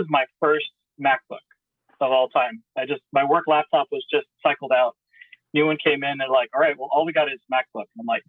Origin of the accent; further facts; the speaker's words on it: Houston, Texas, United States; I was born in Houston, Texas, went to school in Houston, Texas, working in Houston, Texas, and currently in Houston, Texas.